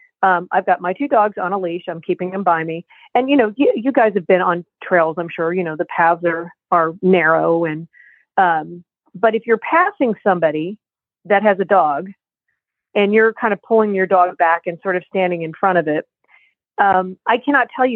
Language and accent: English; New Jersey, United States; we're from New Jersey, from the Northeast